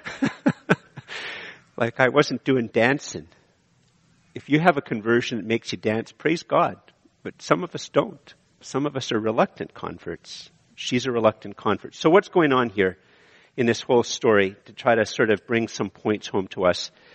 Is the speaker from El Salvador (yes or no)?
no; Canada; I'm a Canadian